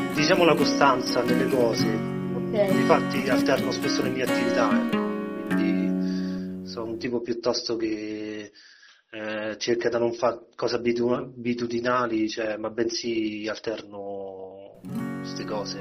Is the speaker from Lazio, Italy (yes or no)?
yes; Velletri, Lazio, Italy; ho 35 anni e sono di Velletri